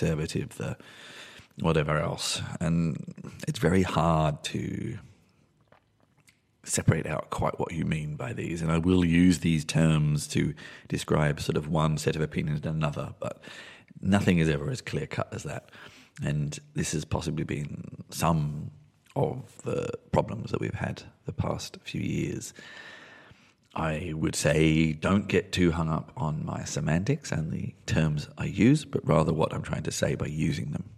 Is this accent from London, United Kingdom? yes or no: yes; London, United Kingdom; I was born in London.